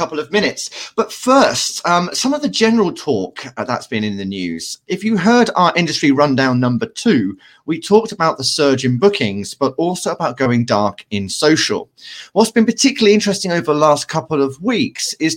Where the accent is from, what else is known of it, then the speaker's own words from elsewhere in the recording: United Kingdom; as a British people